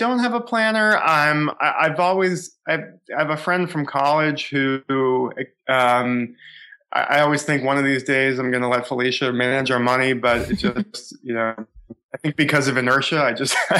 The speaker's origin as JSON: {"language": "English", "town": "Boston", "region": "Massachusetts", "country": "United States", "tie": "born or raised there", "said": "I grew up in the Boston area, suburban Boston."}